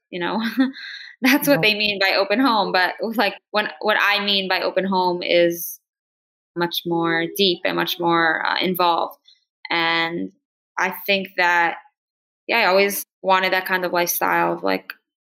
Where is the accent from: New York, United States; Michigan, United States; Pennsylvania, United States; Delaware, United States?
Delaware, United States; Newark; now in Crown Heights, United States; I grew up on campus in Newark, Delaware